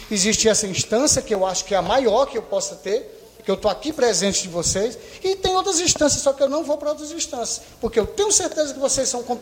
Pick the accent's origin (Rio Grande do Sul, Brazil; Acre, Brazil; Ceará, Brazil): Ceará, Brazil; Juazeiro do Norte; Eu venho lá de Juazeiro do Norte para dar essa fala de cinco minutos